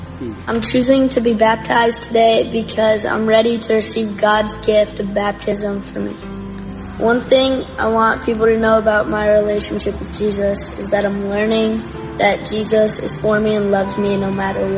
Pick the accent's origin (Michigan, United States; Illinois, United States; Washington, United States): Washington, United States; Sammamish; also born or lived in Glen Ridge, New Jersey; I'm going into the seventh grade. I go to Beaver Lake Middle School. I was born in Glen Ridge, New Jersey. I've lived in Sammamish for 11 years.